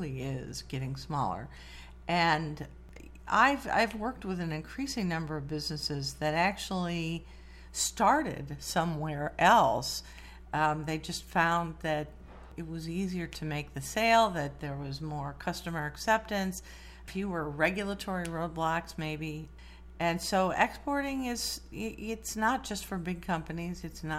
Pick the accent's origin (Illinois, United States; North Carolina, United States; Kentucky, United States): Illinois, United States; Morrison; I grew up in Morrison.